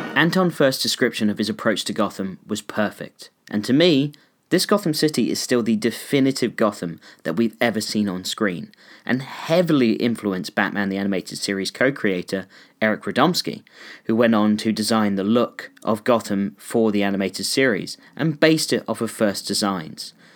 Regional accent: New York City, New York, United States; When I was just a kid growing up in New York City, walking in the mean streets of Manhattan

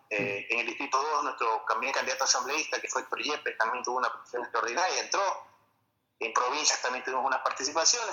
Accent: Ecuador; en mi país, en Ecuador

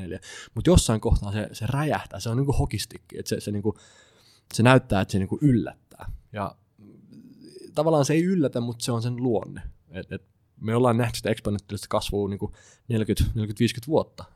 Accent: Klaukkala, Uusimaa, Finland; mä itse kotoisin Klaukkalassa

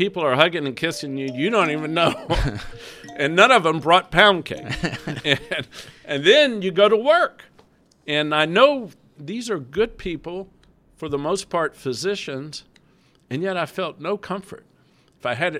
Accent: Mobile, Alabama, United States; moved away; Mobile, my hometown

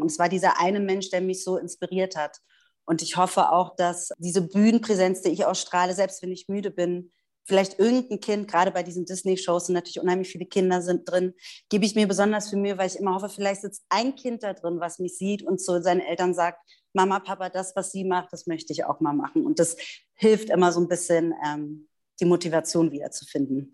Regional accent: Berlin, Germany; moved away as an adult; now in Stuttgart, Germany; geboren und aufgewachsen in Berlin, lebe jetzt aber bereits seit acht Jahren in Stuttgart

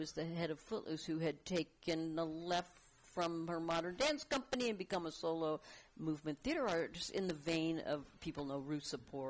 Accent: Fort Lauderdale, Florida, United States; moved away; I'm from Fort Lauderdale, Florida

